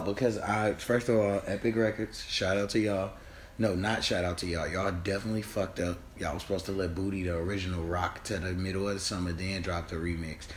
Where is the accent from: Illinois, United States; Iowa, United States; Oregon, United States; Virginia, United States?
Illinois, United States; Chicago; I'm from Chicago.